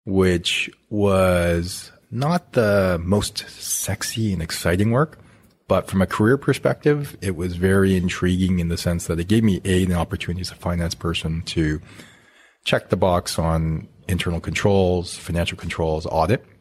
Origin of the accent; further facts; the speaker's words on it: Canada; I I'm Canadian, grew up in Canada, went to school at the University of Alberta